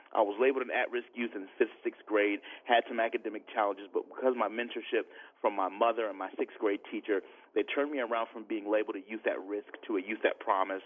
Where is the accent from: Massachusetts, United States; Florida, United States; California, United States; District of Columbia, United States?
Florida, United States; Tampa; I'm born and raised in Tampa, Florida.